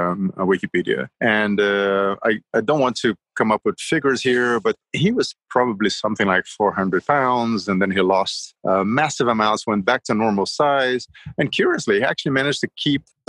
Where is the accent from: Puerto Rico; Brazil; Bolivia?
Brazil; Rio de Janeiro; moved away; I grew up in Rio